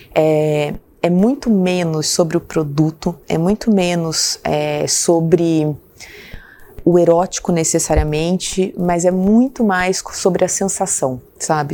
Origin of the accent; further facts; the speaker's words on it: São Gonçalo do Sapucaí, Minas Gerais, Brazil; moved away; eu sou de uma cidade pequena, do sul de Minas